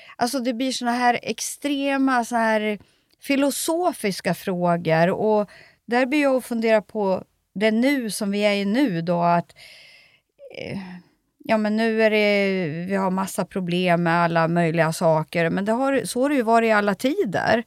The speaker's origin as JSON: {"language": "Swedish", "country": "Sweden", "tie": "born or raised there", "said": "varför är jag född i Sverige"}